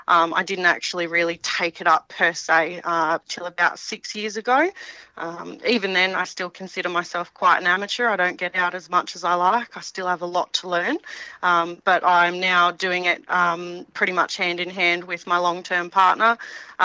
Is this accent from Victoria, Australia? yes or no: yes; Wedderburn, Victoria, Australia; moved away as an adult; also born or lived in Australian Capital Territory / Canada; now in Canberra, Australia; the family farm was central Victoria, a place called Wedderburn in the wheat belt in Victoria